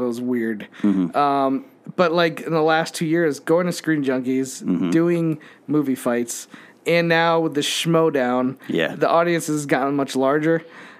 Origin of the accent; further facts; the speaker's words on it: Connecticut, United States; moved away; Like, how are you in Connecticut right now? And I was like, this is my hometown.